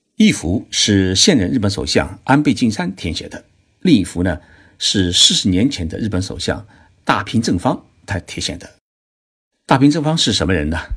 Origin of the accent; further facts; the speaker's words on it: China; now in Japan; 在我们中国人的概念当中啊